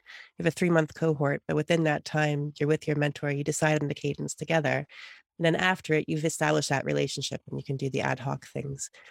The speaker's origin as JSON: {"language": "English", "country": "United States"}